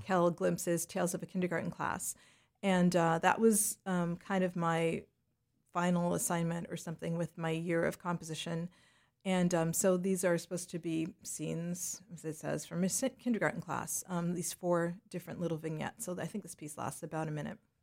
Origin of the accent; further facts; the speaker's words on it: Leduc, Alberta, Canada; moved away as an adult; also born or lived in Jamaica / Toronto / New York; growing up in Western Canada